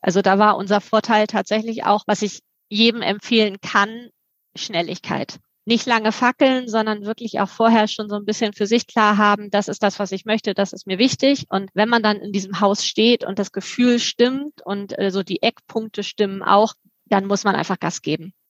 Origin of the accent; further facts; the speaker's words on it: Lübeck, Schleswig-Holstein, Germany; also born or lived in Hamburg; zumal ich selber auch gebürtig aus Lübeck komme und hier Familie habe